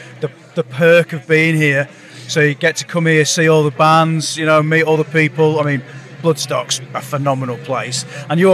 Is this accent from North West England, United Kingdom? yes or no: yes; Lancashire, North West England, United Kingdom; all of us are from Lancashire